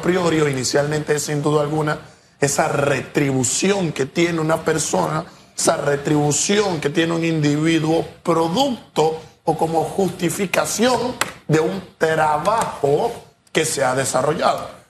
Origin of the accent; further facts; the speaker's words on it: Panama; como panameño